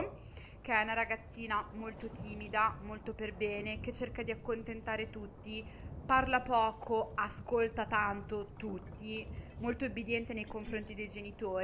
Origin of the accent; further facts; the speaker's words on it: Southern Italy, Italy; lo dico da terrona